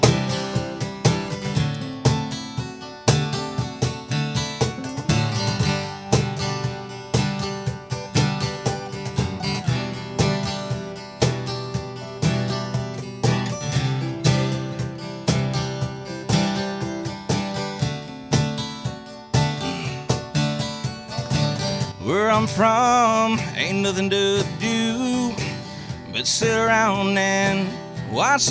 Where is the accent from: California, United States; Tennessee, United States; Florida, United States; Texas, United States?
Texas, United States; Pleasanton; It's about my hometown where I grew up. It's a little town south of San Antonio.